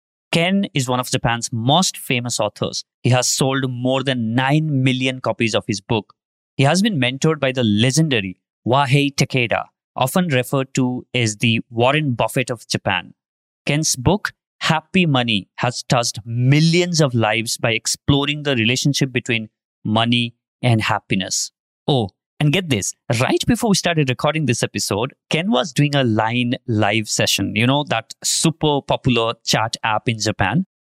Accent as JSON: {"language": "English", "country": "India"}